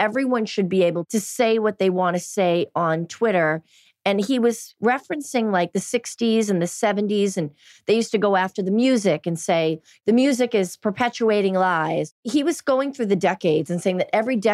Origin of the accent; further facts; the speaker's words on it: Boston, Massachusetts, United States; I grew up in Boston and I grew up in a really blue collar town, very Irish masculine and Italian masculine